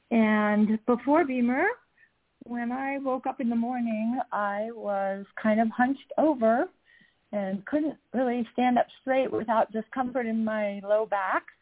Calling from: Utah, United States; I'm calling in from Utah

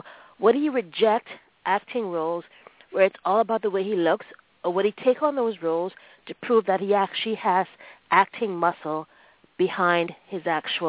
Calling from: Toronto, Ontario, Canada; I'm calling from Toronto.

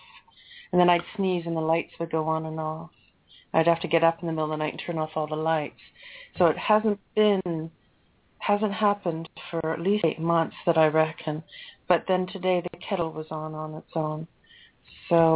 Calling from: London, United Kingdom; I'm calling from London

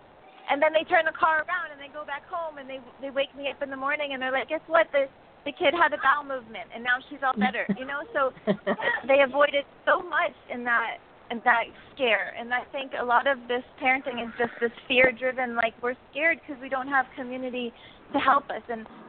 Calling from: North Shore of Kauai, Hawaii, United States; I'm calling right now from the North Shore of Hawaii. Kauai is actually the island.

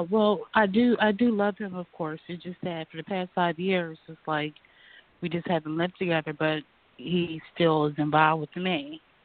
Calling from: Pennsylvania, United States; I'm calling from Pennsylvania

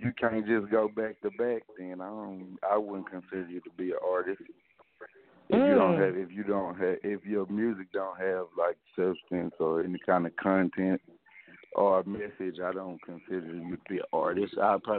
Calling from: El Dorado, Arkansas, United States; El Dorado, Arkansas.

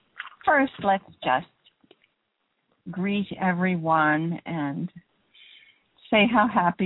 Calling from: Canada; I guess because I'm calling from Canada.

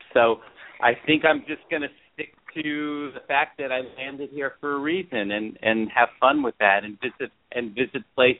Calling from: Chico, California, United States; I was just saying that I am live from Chico, California.

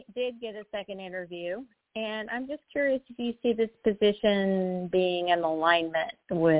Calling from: Oklahoma, United States; I'm calling from Oklahoma.

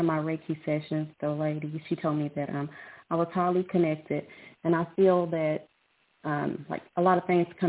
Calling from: Lubbock, Texas, United States; I'm calling from Lubbock, Texas.

